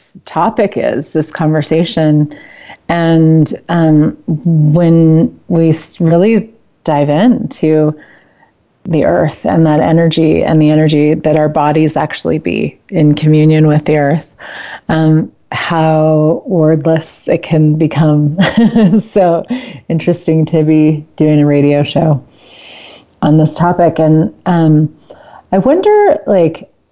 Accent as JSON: {"language": "English", "region": "Central Valley of California", "country": "United States", "tie": "born or raised there", "moved": "yes", "lives_now": "Colorado, United States", "said": "I grew up in California, and I love California. I mean, I really still consider it home in a lot of ways"}